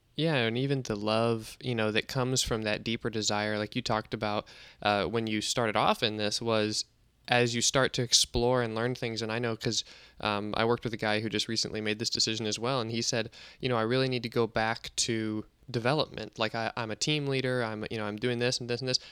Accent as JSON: {"language": "English", "region": "Nebraska", "country": "United States", "said": "I'm a Nebraska boy"}